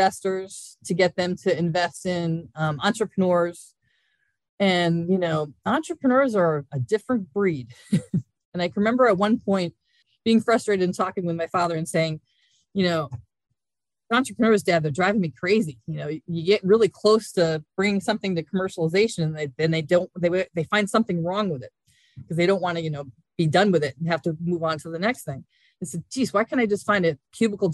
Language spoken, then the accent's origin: English; Hudson Valley, New York, United States; I grew up in the Hudson Valley